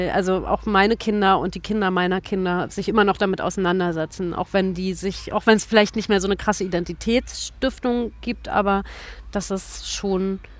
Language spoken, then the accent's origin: German; East Germany, Germany; dass ich sozusagen als Ossi jetzt mal rüberkomme